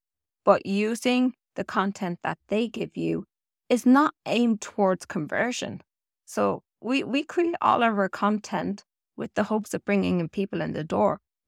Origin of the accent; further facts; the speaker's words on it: Ireland; And yes, when I'm Irish and I say anything got to do with turds, trees, sorry about that.